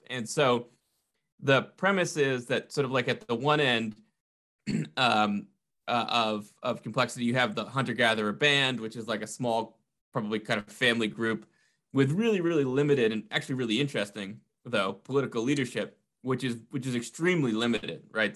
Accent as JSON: {"language": "English", "region": "New England", "country": "United States", "said": "I'm from New England."}